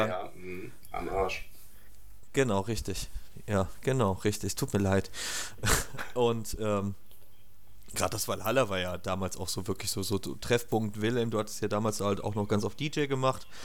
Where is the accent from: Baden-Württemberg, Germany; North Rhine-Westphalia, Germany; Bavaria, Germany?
North Rhine-Westphalia, Germany; Cologne; haben festgestellt, ey, wir kommen ja alle aus Köln, die müssen nach Nippes.